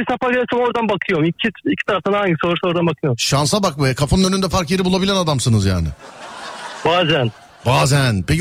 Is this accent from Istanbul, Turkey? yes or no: yes; Istanbul, Turkey; Park edesim geldi vallahi bir İstanbullu olarak falan diye.